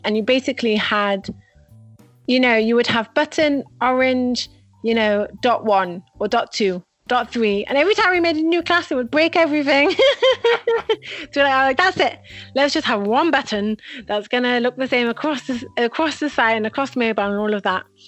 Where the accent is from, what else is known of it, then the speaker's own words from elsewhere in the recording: Manchester, North West England, United Kingdom; moved away as an adult; now in Israel; I'm originally from Manchester, England. I moved to Israel must have about been 10 years ago